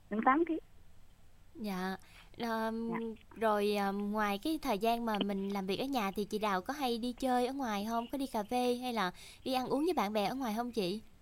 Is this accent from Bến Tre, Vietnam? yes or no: yes; Ben Tre, Vietnam; Dạ em ở dưới Phú Hưng hả chị?